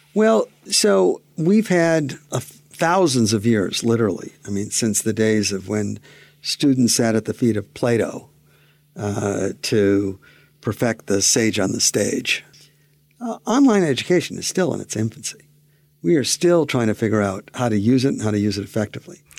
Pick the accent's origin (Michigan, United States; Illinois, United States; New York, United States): Michigan, United States; Pontiac; I grew up in Pontiac, Michigan